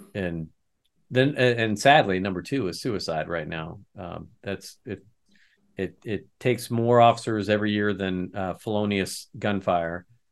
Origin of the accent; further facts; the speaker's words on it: Lafayette, Indiana, United States; I'm a retired chief from Lafayette, Indiana